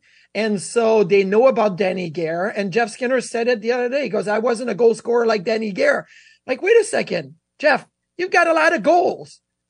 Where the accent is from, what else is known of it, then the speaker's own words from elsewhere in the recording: Quebec City, Quebec, Canada; I was born in Quebec City.